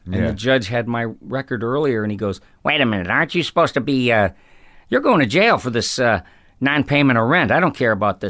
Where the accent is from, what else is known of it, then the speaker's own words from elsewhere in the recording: Ireland; And alcohol, well, being Irish, I know that there's way more to it than alcohol and being an alcoholic.